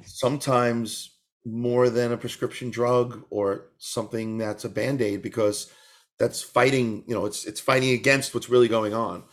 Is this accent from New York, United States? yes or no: yes; New York, United States; moved away; also born or lived in Northern California; I grew up in New York